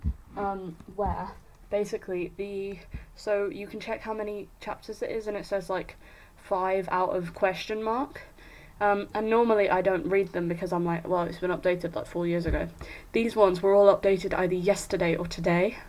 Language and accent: English; Netherlands; I grew up in Holland.